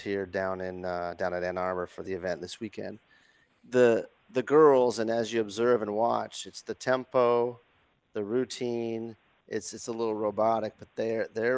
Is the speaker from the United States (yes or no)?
no; Northwestern Ontario, Canada; I'm from Northwestern Ontario